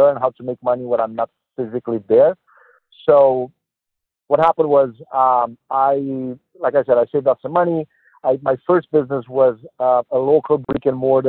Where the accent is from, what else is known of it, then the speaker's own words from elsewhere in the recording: Romania; English is a second language; moved away as an adult; also born or lived in Boston, United States; now in United States; I'm born and raised in Romania, Eastern European country. So I'm an immigrant here. I moved to Boston in 2013